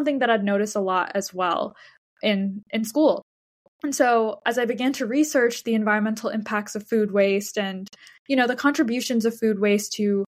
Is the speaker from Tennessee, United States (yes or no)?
no; Texas, United States; moved away as an adult; now in New York, United States; I grew up in Texas and I did my K-12 education there